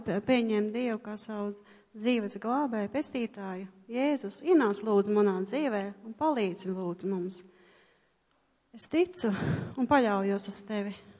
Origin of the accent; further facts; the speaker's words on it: Tukums, Latvia; esmu no Tukuma